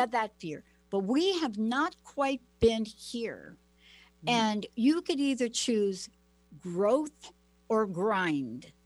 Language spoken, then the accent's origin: English; Plainfield, New Jersey, United States; now in Pacific Northwest, United States; I went to a school, Plainfield, New Jersey, the school where the riots happened